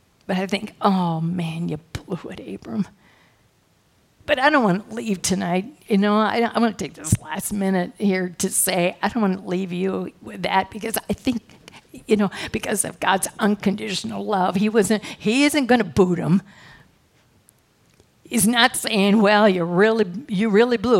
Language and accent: English; Midwest, United States; I come from a good family, yep, I'm from the Midwest